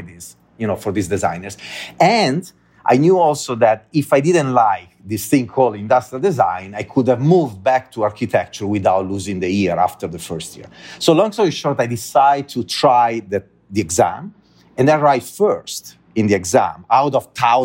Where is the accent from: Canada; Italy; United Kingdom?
Italy; English is a second language; moved away as an adult; also born or lived in Dublin, Ireland